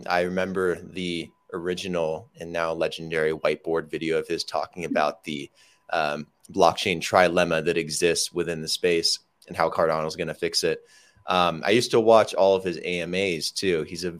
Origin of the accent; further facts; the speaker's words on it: United States; now in Medellin, Colombia; I'm currently living in Medellin, Colombia, and I'm from the United States